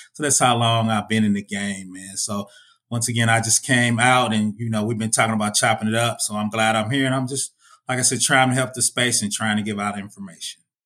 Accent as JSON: {"language": "English", "town": "Indianapolis", "region": "Indiana", "country": "United States", "said": "I'm from Indiana, Indiana, Indianapolis, man. I'm from the Midwest."}